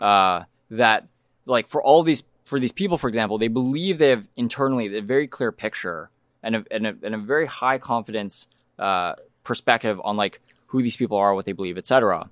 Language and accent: English; New Mexico, United States; moved away; I'm from New Mexico